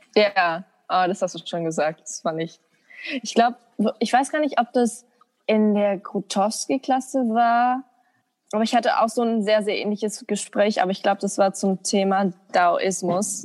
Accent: Germany; als Deutsche

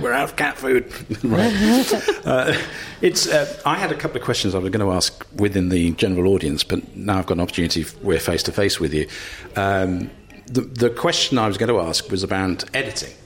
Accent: Cambridge, East of England, United Kingdom; I'm from Cambridge.

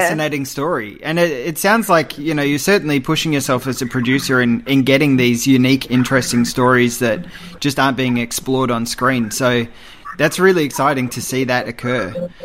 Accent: Australia; as an Australian film fan

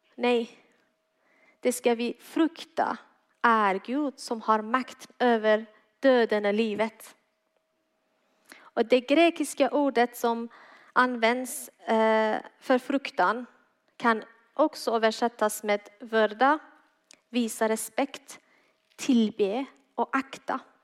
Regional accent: Iran; Swedish is a second language; now in Malmö, Sweden; Jag är född och uppväxt i Iran, kom till tro på Jesus efter jag kom hit tillsammans med min familj 2014.

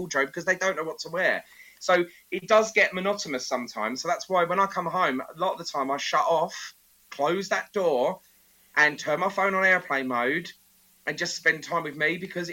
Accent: Essex, East of England, United Kingdom; I'm from Essex. Hun culture is in us, in our blood.

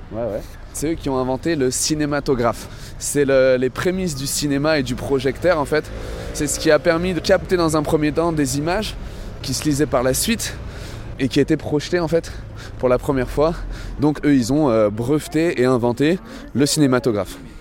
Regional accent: Lyon, Auvergne-Rhône-Alpes, France; en tant que lyonnais, même si je suis né ici

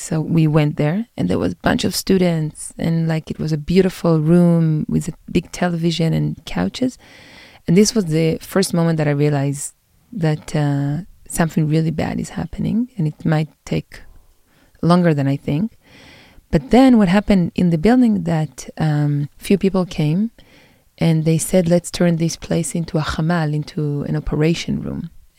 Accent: Jerusalem, Jerusalem District, Israel; I'm from Jerusalem. I grew up in Jerusalem. My family is 9 generations in Jerusalem. I was born here in a very different part of the city, in an ultra-Orthodox community.

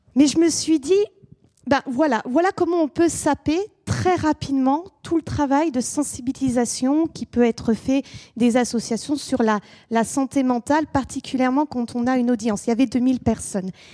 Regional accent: France; also born or lived in England; chez nous en France

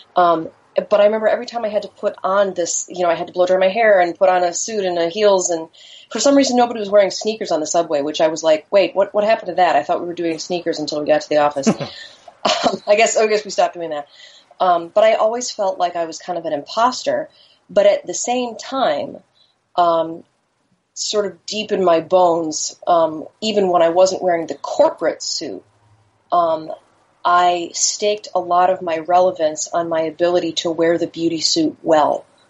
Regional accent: Chicago, Illinois, United States; I grew up in Chicago.

